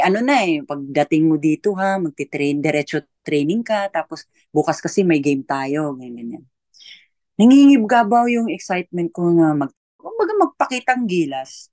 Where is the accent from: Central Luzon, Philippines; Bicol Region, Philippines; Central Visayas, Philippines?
Central Visayas, Philippines; Argao; Sa hometown ko, sa Argao, Cebu